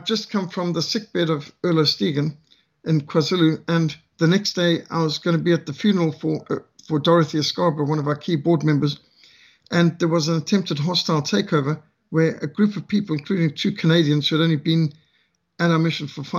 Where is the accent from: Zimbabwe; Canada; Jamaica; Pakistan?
Zimbabwe; now in South Africa; I'm from Rhodesia